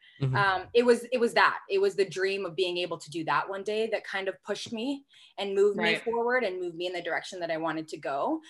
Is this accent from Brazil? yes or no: no; Canada; moved away as an adult; also born or lived in Louisville, United States / Jena, Germany; as a Canadian girl